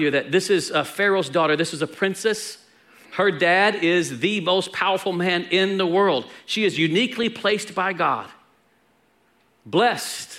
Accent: Texas, United States; We're Texan

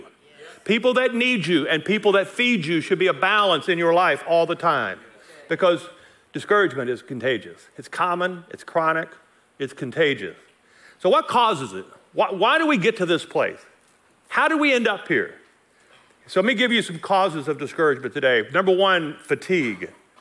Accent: Logansport, Louisiana, United States; moved away as an adult; also born or lived in Nacogdoches, Texas; now in Colorado, United States; I was raised over here in Logansport, Louisiana, not far from here

